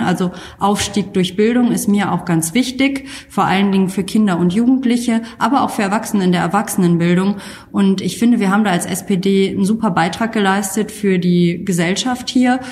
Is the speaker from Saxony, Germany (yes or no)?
no; Kamp-Lintfort, North Rhine-Westphalia, Germany; moved away as an adult; also born or lived in Xanten; now in Düsseldorf, Germany; die restlichen 18 Jahre bis zu meinem Auszug in Kamp Lindfort, ähm, der Zechen- und Klosterstadt, aufgewachsen.